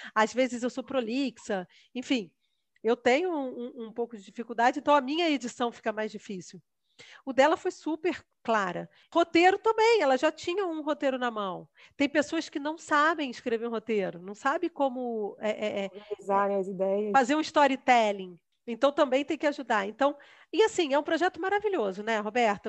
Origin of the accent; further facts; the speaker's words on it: Rio de Janeiro, Brazil; moved away as an adult; Nunca tinha saído do Rio de Janeiro